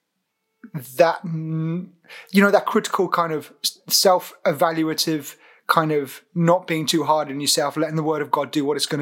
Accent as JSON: {"language": "English", "town": "Portsmouth", "region": "South East England", "country": "United Kingdom", "tie": "born or raised there", "moved": "as an adult", "lives_now": "Southampton, United Kingdom", "said": "I grew up in Portsmouth."}